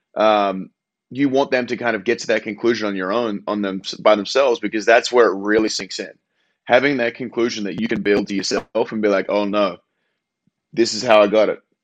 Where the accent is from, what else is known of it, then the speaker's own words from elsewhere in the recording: Australia; moved away as an adult; As an Australian